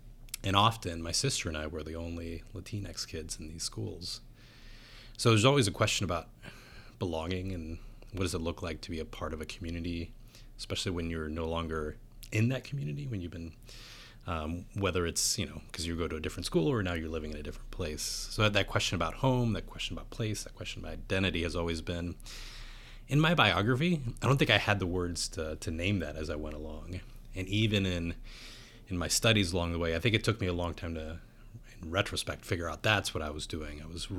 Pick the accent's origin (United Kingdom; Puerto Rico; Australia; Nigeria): Puerto Rico; San Juan; So I was born outside of San Juan, Puerto Rico. Both my parents are Puerto Ricans.